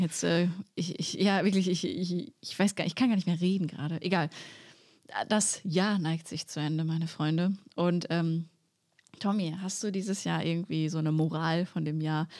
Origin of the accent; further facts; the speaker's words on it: Sauerland, North Rhine-Westphalia, Germany; Also ich bin im Sauerland aufgewachsen